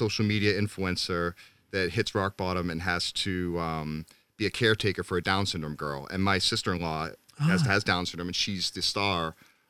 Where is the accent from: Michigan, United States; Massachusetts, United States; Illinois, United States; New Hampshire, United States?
Massachusetts, United States; Beverly; also born or lived in Cambridge; Well, I grew up in Beverly, which is